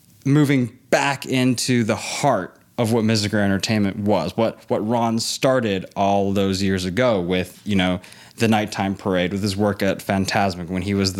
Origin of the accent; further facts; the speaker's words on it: Hong Kong; moved away as an adult; also born or lived in Los Angeles, California, United States; I was born in LA. I grew up in Hong Kong. I went to an international school, so I speak perfect English and I know American culture better than I know Hong Kong culture.